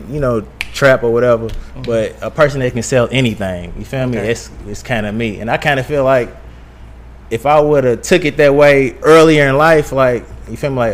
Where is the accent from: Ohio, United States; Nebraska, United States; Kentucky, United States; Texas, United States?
Kentucky, United States; Louisville; moved away as an adult; also born or lived in Atlanta, Georgia; I'm from Louisville, Kentucky